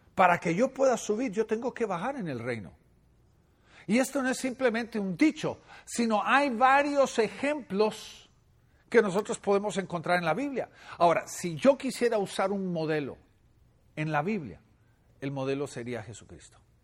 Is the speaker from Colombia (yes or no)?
no; Guatemala; moved away; En Guatemala, mi país natal